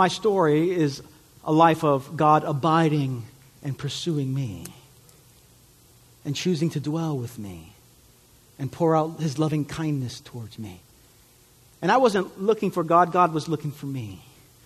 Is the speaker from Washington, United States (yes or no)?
no; New York City, New York, United States; also born or lived in Puerto Rico (ancestry); My family's from Puerto Rico. I grew up in New York, and so speaking Spanish was always a challenge for me growing up